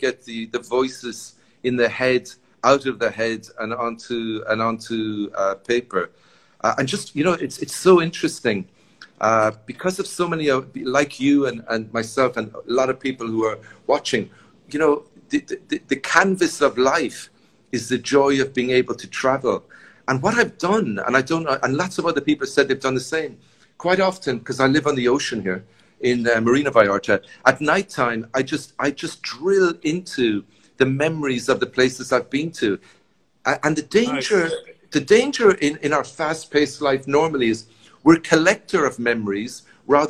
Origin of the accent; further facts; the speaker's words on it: Sligo, Connacht, Ireland; moved away as an adult; now in Mexico; I grew up in Sligo